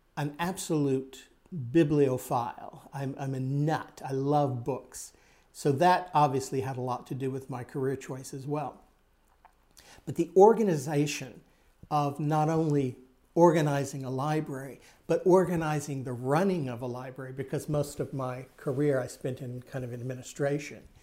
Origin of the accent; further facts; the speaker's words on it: Texas, United States; growing up in Texas